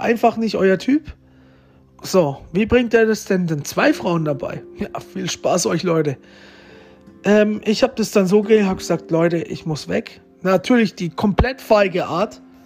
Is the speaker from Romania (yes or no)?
yes; Romania; moved away; mein Geburtsort ist im Vulkan in Rumänien